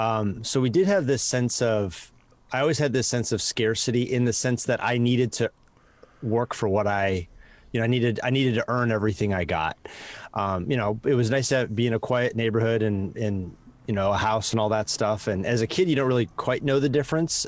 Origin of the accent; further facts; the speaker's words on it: Madison, Wisconsin, United States; accent: Midwest; moved away as an adult; also born or lived in Chicago, Illinois / Los Angeles; now in San Francisco, United States; I was born in Chicago and then, uh, moved to Wisconsin as a kid